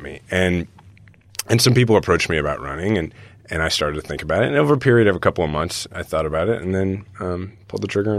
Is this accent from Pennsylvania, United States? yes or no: no; Kansas City, Missouri, United States; we're from Kansas City